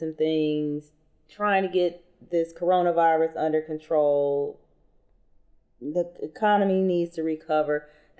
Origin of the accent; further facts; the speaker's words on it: Michigan, United States; Michigan, my home state